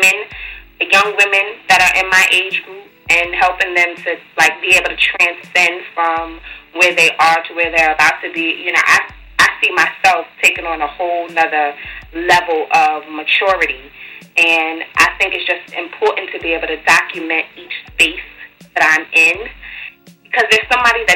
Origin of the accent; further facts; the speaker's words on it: New York City, New York, United States; Born and raised in Brooklyn.